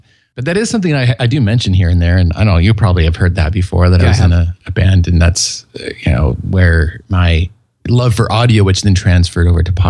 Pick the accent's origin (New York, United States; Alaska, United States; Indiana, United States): Alaska, United States; Fairbanks; moved away; also born or lived in Paris, France; I grew up in Alaska